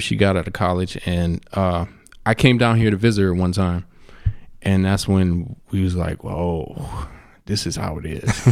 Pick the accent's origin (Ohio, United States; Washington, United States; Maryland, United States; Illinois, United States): Ohio, United States; Cleveland; moved away as an adult; now in Phoenix, United States; I come from Cleveland, Ohio